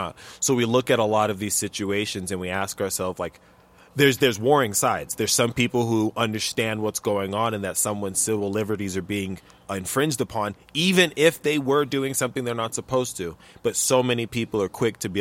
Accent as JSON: {"language": "English", "country": "United States", "said": "As an American"}